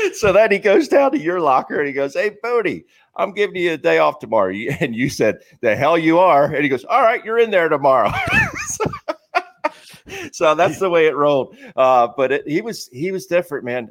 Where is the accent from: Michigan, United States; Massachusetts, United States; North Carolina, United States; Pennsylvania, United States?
Pennsylvania, United States; Philadelphia; having grown up here, going to all the games as a kid